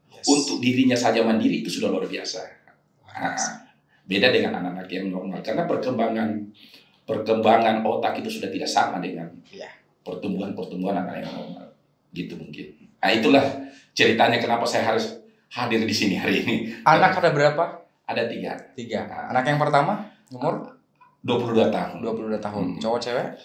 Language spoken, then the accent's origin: Indonesian; Makassar, South Sulawesi, Indonesia; moved away; saya juga waktu itu alhamdulillah merantau dari Makassar ini kita anak Makassar